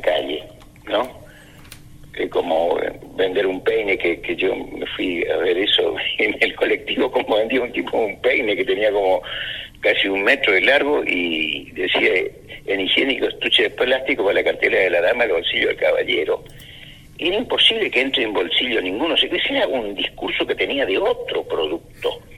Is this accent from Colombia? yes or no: no; Argentina; los argentinos acá somos muchos descendientes andaluces